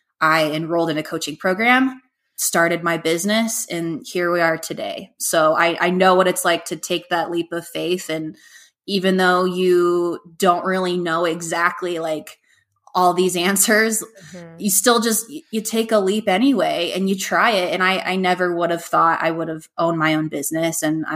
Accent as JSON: {"language": "English", "region": "Hawaii", "country": "United States", "tie": "born there", "said": "So as I mentioned earlier, I was born in Hawaii, and that's always been a childhood dream to live there."}